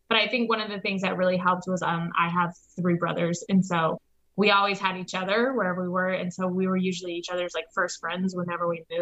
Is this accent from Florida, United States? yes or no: no; Anchorage, Alaska, United States; born there; also born or lived in Texas / Nebraska; now in Omaha, United States; Um, so I was born in Anchorage, Alaska. Um, and then over the course for like the next 15 years or so, we've moved to Texas, um, like in the, the San Angelo area.